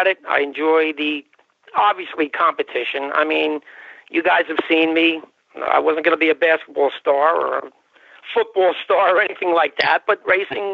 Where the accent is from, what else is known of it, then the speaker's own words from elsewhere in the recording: Bayonne, New Jersey, United States; I grew up in Bayonne, New Jersey